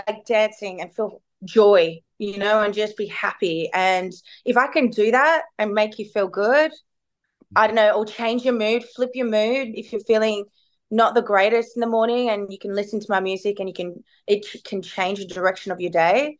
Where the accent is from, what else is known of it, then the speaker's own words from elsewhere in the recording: Melbourne, Victoria, Australia; I'm from Melbourne